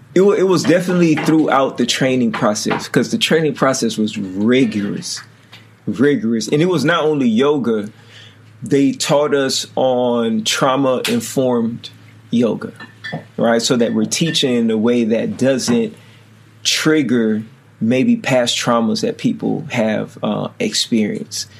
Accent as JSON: {"language": "English", "town": "Oakland", "region": "California", "country": "United States", "tie": "born or raised there", "said": "as a kid growing up in Oakland"}